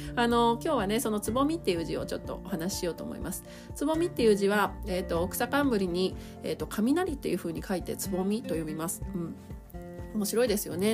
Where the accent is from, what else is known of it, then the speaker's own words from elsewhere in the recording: Asahikawa, Hokkaido, Japan; 私地元北海道の旭川市なんですけどね